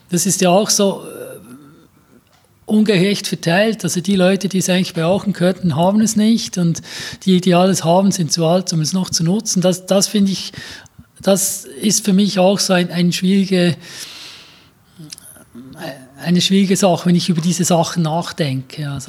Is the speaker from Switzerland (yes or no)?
yes; Grenchen, Solothurn, Switzerland; ich bin in Gähnchen aufgewachsen, ja. das ist so das Detroit der Schweiz, also 70er Jahre äh, Uhrenindustriezusammenbruch, ein Viertel der Bevölkerung weniger.